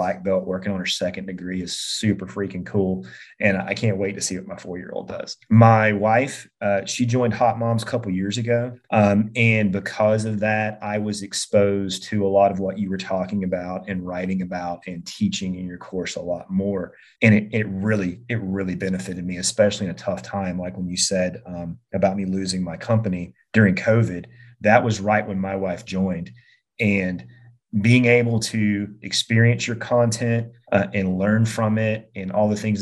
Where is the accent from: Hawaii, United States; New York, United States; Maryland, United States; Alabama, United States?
Alabama, United States; just outside of Birmingham; born and raised just outside of Birmingham, big Alabama fan